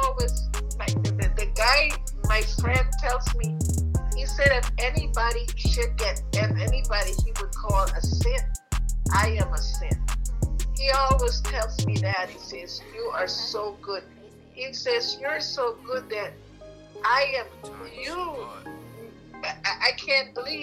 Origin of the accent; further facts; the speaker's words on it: Cayman Islands; moved away; I know my accent happens to come in there every now and again, you know, because I am from the Cayman Islands, but I've been living here for over 45 years